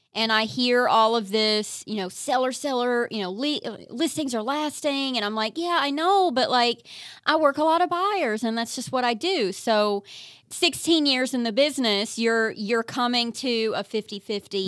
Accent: eastern Kentucky, United States; moved away; I'm from eastern Kentucky.

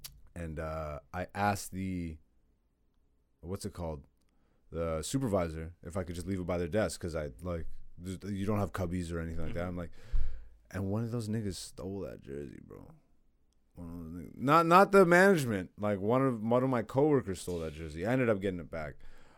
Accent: Hamilton, Ontario, Canada; But growing up in Hamilton, like I was in Hamilton

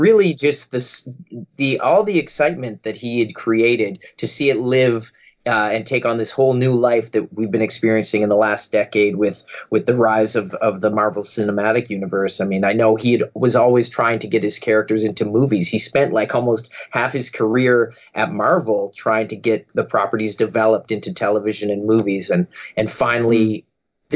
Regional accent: Halifax, Nova Scotia, Canada; my hometown of Halifax, Nova Scotia

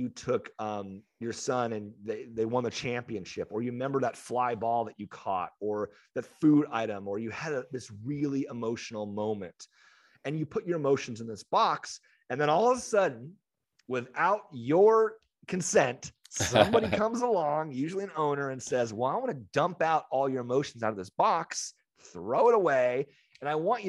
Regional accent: San Diego, California, United States; know, as San Diegans, Swinging Friar is like, so good.

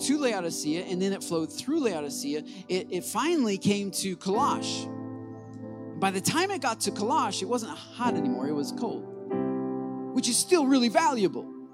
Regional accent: Michigan, United States; I'm from Michigan where we are born into Detroit Lion fandom.

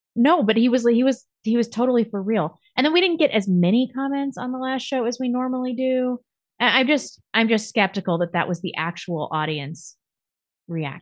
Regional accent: United States; I'm American

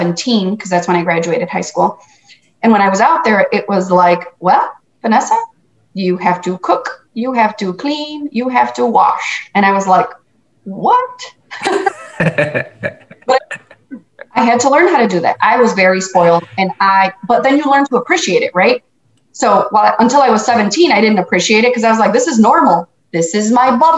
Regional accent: Chicago, Illinois, United States; also born or lived in Guatemala; So I was born and raised in Chicago

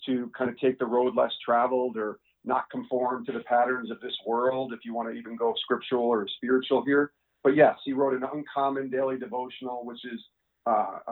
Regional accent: Albany, New York, United States; I grew up in Albany, New York, was a big sports fan as a kid

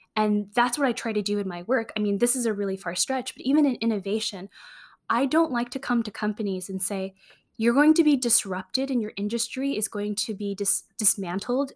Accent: San Francisco, California, United States; I grew up in San Francisco

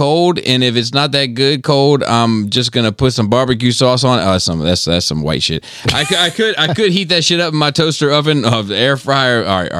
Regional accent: Delaware, United States; I'm from Delaware. We wear cowboy boots, belt buckles, a cowboy hat.

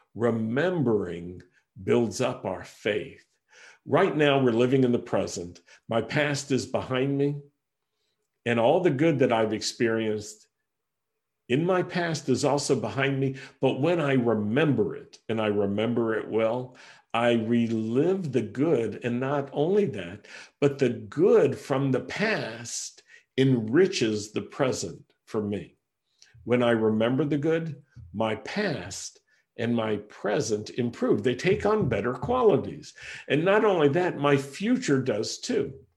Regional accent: Roanoke, Virginia, United States; moved away as an adult; also born or lived in Rochester, New York; We had to move from my hometown in Roanoke, Virginia, to Rochester, New York

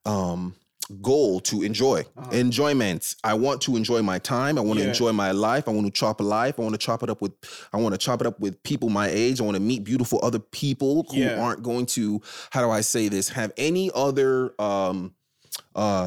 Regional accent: Southern California, United States; We're from Southern California

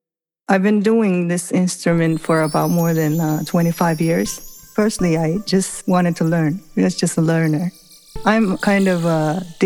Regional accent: Nagoya, Aichi, Japan; also born or lived in Okinawa / Osaka; In Nagoya.

